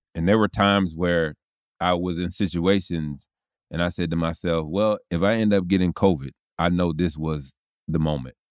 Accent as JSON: {"language": "English", "town": "Tallahassee", "region": "Florida", "country": "United States", "tie": "born or raised there", "said": "growing up in Tallahassee and even in college"}